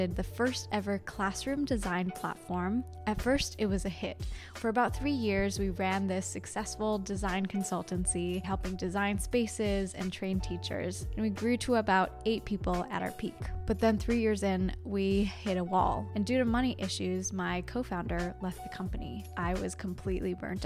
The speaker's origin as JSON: {"language": "English", "country": "Canada", "accent": "Canadian", "said": "I just outed myself as a Canadian"}